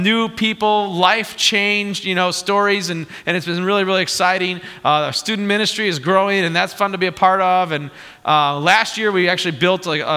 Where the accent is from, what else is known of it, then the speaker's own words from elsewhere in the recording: Morris, Illinois, United States; moved away; I grew up in Morris, Illinois. My folks still live where I grew up in Morris